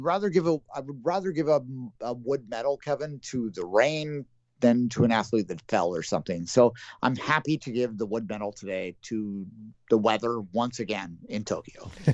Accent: Canada; we're Canadian and we're not American.

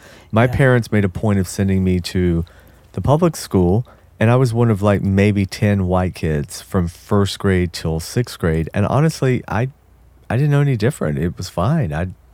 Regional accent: the South, United States; I grew up in the South

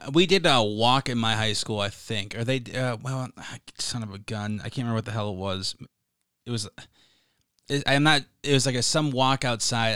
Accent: Minnesota, United States; moved away as an adult; I'm from Minnesota, born and raised

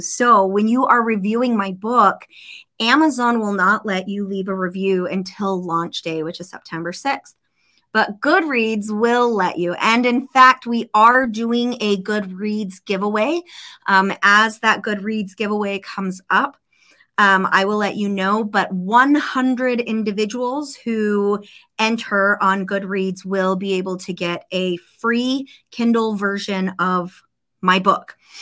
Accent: Snowflake, Arizona, United States; born or raised there; moved away

